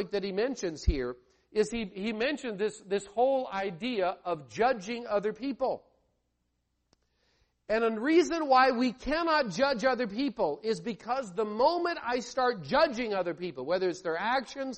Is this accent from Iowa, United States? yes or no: yes; Iowa, United States; moved away; I grew up in Iowa, and I was surrounded by farmland